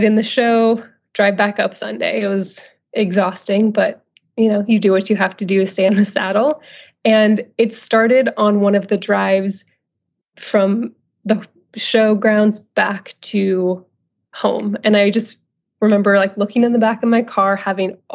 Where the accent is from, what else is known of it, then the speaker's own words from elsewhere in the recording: Northern California, United States; moved away as an adult; also born or lived in Los Angeles; I'm originally from Northern California, where I'm living now again.